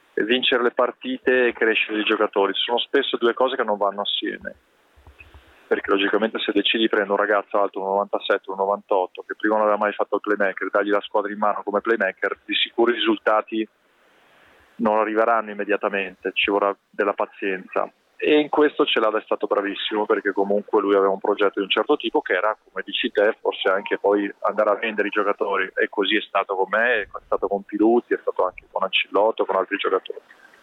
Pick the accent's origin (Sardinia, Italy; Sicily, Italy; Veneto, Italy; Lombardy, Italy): Veneto, Italy; Castelfranco Veneto; la Picastel Franco, la società del, del video del mio paese dove sono nato